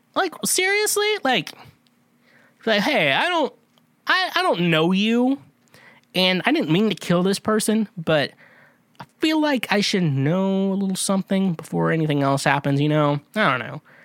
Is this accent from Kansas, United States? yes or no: yes; Kansas, United States; I'm from Kansas